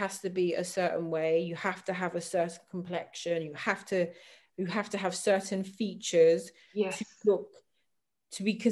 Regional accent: London, United Kingdom; I grew up in South London

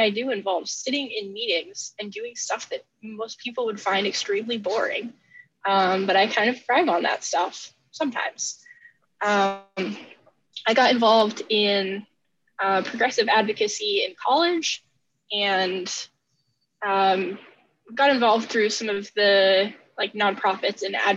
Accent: Diller, Nebraska, United States; I grew up in Nebraska in a small town called Diller, population like 260 or so.

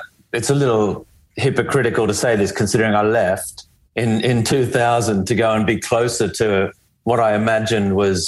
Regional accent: Canberra, Australian Capital Territory, Australia; moved away as an adult; also born or lived in Melbourne / Europe; I grew up in Canberra.

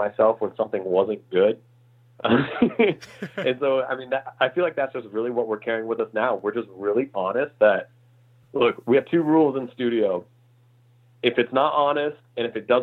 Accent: Indiana, United States; moved away as an adult; also born or lived in Illinois; now in Los Angeles, United States; I'm from, I grew up in Indiana. So I'm a, you know, full on Midwest boy, born in Illinois, raised in Indiana

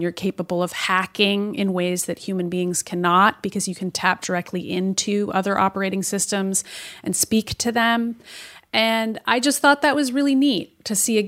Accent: Boston, Massachusetts, United States; as a Bostonian

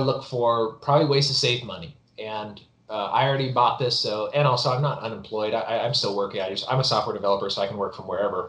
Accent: El Dorado County, California, United States; also born or lived in Virginia; now in Texas, United States; I'm from California originally. I was living in Virginia. I live in Texas now, but I grew up in El Dorado County

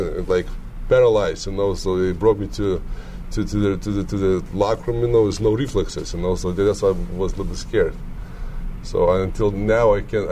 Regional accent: Lithuania; English is a second language; moved away as an adult; I'm from Lithuania. Later on, you know, I said I'm Lithuanian.

